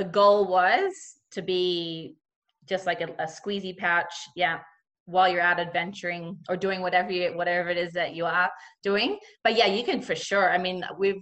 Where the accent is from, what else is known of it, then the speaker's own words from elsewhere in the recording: Cairns, Queensland, Australia; where I grew up in Cairns, just kind of north of Cairns, it's a really big macadamia growing region.